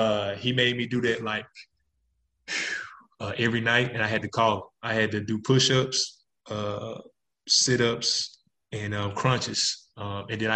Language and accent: English; Jackson, Mississippi, United States; my hometown, Jackson, Mississippi